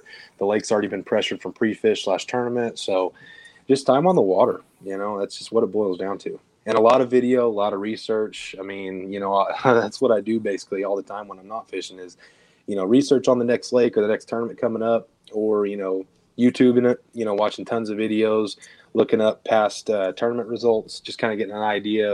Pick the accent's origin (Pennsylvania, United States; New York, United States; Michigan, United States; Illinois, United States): Illinois, United States; Southern; moved away as an adult; now in Texas, United States; I'm originally from Illinois, Southern Illinois, about 5 hours south of Chicago